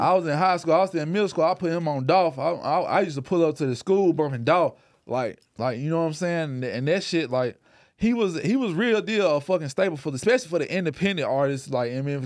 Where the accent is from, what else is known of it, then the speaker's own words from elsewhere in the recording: Memphis, Tennessee, United States; growing up in Memphis